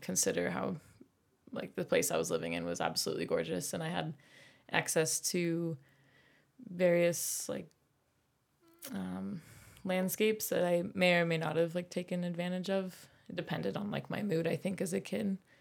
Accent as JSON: {"language": "English", "town": "Polson", "region": "Montana", "country": "United States", "tie": "born or raised there", "also_born_or_lived": "Idaho", "said": "I grew up most of my life in Montana, up in the Northwest, um, Polson, outside Glacier National Park"}